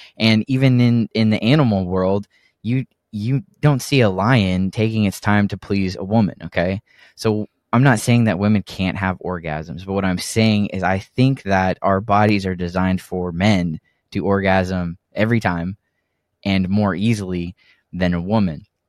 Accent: Texas, United States; also born or lived in Oregon; the rest has been in Texas

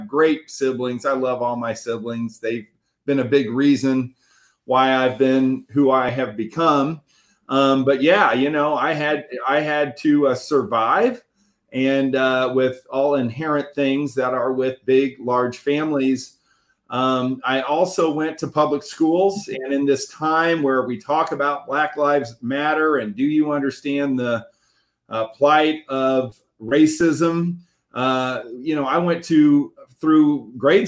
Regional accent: Indianapolis, Indiana, United States; I was born right in Indianapolis, Indiana, and right in a little town inside of Indianapolis called Broad Ripple, which I literally live about 10 blocks from where I was born

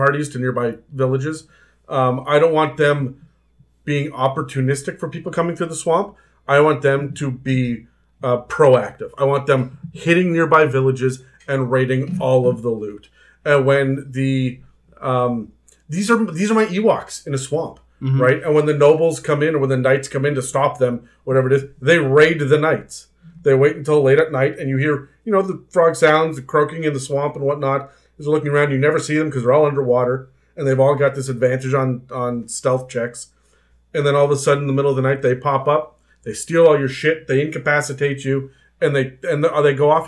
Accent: Canada; I'm Canadian too

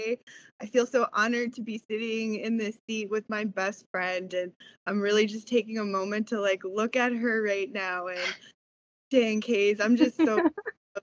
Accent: East Coast Canada, Canada; also born or lived in New Brunswick; I am from East Coast Canada

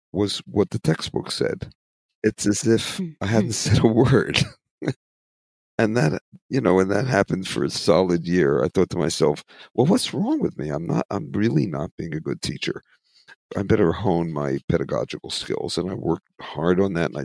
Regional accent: United States; also born or lived in Philadelphia / New York; I grew up in it in Philadelphia, New York

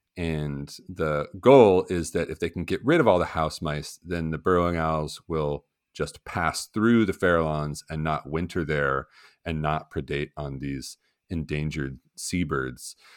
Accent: West Virginia, United States; my home state of West Virginia

